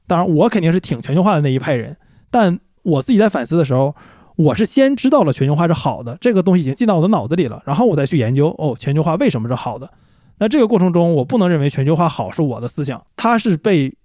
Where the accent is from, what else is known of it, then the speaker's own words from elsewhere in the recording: Northeast China, China; moved away; also born or lived in Tokyo; 我们作为东北人来讲，韩餐算是我们小时候的童年味道，但是是中国版本的